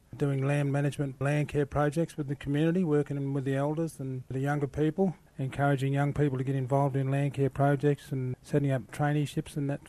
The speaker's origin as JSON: {"language": "English", "town": "Broken Hill", "region": "New South Wales", "country": "Australia", "tie": "born or raised there", "also_born_or_lived": "Port Pirie", "moved": "yes", "said": "I grew up in Broken Hill. Went to primary school out at Silverton. Went to high school at Broken Hill."}